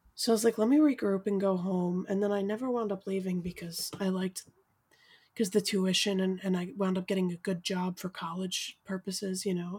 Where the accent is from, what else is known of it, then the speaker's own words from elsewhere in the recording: New York City, New York, United States; moved away as an adult; now in Brooklyn, United States; I'm from Staten Island